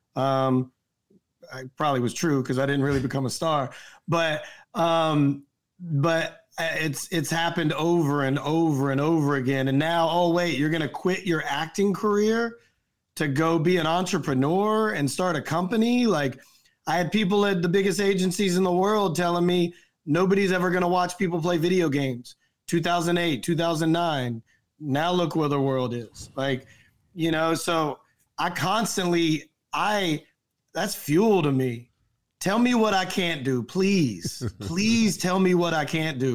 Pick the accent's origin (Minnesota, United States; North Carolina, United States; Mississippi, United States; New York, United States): North Carolina, United States; moved away as an adult; I'm from North Carolina